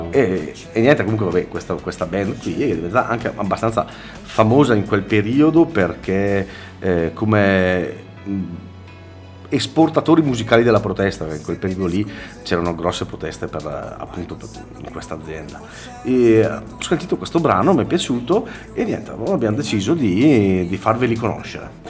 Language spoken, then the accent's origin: Italian; Carbonia, Sardinia, Italy; Sono di Carbonia, quindi di vicino Sant'Antioco.